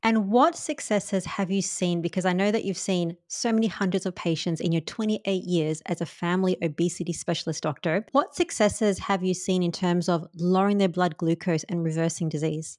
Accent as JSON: {"language": "English", "country": "India", "said": "I'm Indian"}